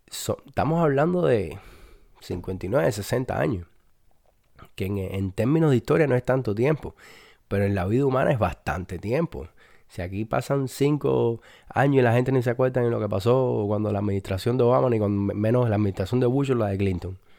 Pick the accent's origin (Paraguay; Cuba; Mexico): Cuba; los cubanos somos españoles